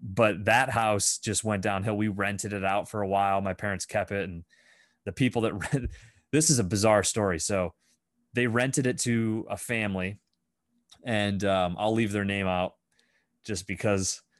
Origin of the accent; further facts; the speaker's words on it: Fifth Ward, Pennsylvania, United States; I grew up in the Fifth Ward, right? So I grew up up on High Street